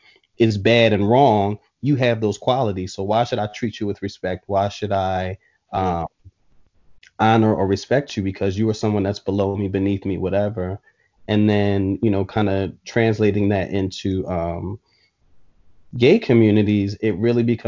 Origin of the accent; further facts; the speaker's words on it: Philadelphia, Pennsylvania, United States; when I was growing up in Philly